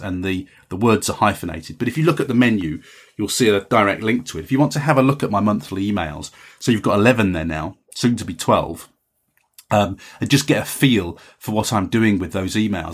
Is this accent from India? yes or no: no; England, United Kingdom; as an English writer